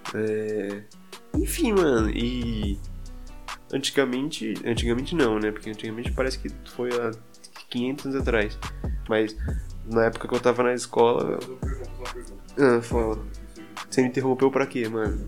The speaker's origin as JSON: {"language": "Portuguese", "country": "Brazil", "accent": "interior", "said": "eu tenho sotaque ainda de, de interior"}